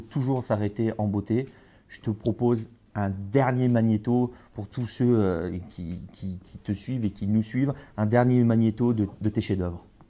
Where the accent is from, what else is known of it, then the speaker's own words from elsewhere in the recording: Bordeaux, Nouvelle-Aquitaine, France; je suis bordelais